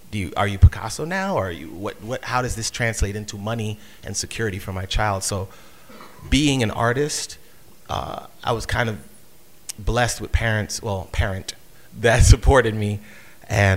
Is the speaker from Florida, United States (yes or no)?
no; New York City, New York, United States; moved away as an adult; now in Baltimore, United States; I was born in Brooklyn